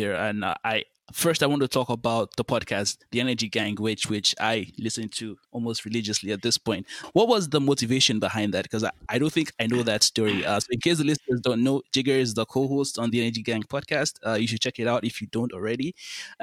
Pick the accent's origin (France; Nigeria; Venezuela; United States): Nigeria; in Nigeria alone, my home country